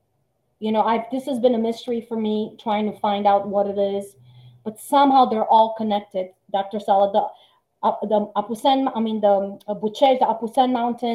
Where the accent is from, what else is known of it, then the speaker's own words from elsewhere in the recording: Timișoara, Timiș County, Romania; now in United States; Timișoara, my hometown